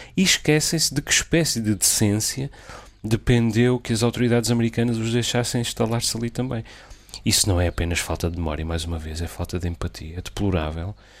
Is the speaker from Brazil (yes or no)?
no; Azores, Portugal; dos Açores, da minha terra, onde, de onde falo